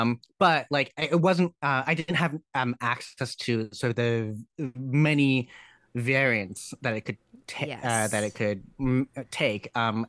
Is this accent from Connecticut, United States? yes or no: yes; Connecticut, United States; because I grew up in Connecticut. And Connecticut doesn't have public transit